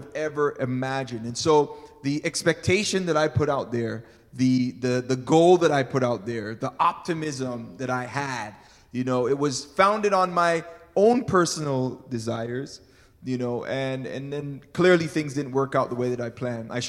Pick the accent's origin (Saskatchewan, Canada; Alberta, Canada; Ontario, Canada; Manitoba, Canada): Ontario, Canada; Toronto; moved away as an adult; also born or lived in California, United States; We grew up in Toronto, Canada. We lived here for about 17 years, then left